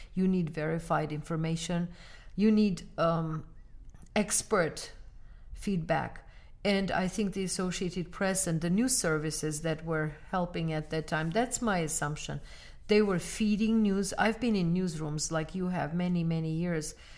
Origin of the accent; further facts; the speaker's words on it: Armenia; now in United States; Armenia, my home country